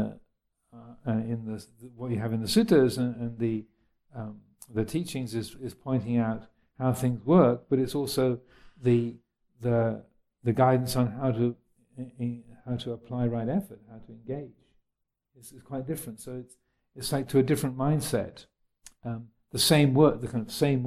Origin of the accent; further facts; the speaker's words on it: United States; moved away; I was brought up in the States, where your whole life was about attaining something.